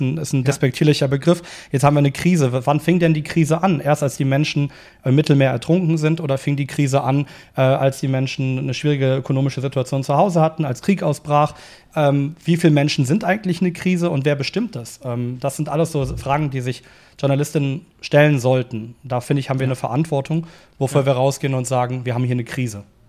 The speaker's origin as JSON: {"language": "German", "town": "Cologne", "region": "North Rhine-Westphalia", "country": "Germany", "said": "Also ich komme aus Köln"}